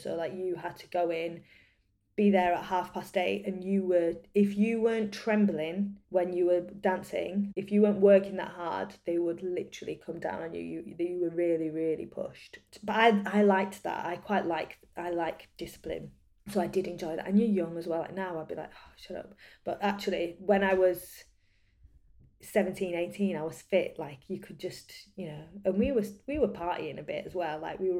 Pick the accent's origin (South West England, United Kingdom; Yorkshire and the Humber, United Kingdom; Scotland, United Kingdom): Yorkshire and the Humber, United Kingdom; Leeds; I was born in Leeds. I grew up very much a city girl. I grew up in Armley, but then we moved to Wortley.